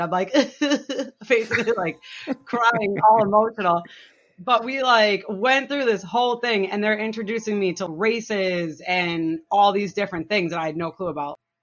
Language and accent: English; Massachusetts, United States; now in New Hampshire, United States; I'm from Massachusetts originally